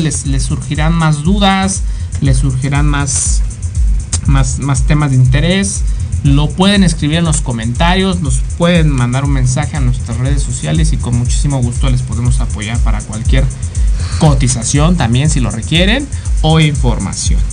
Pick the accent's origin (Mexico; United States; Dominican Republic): Mexico; nosotros como mexicanos